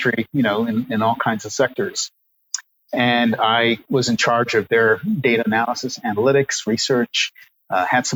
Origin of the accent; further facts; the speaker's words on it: New York City, New York, United States; In the 1970s, I was growing up in New York City